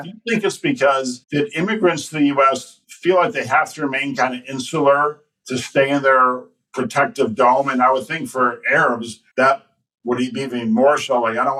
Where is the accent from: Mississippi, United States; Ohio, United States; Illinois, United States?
Illinois, United States; Chicago; being born and raised in Chicago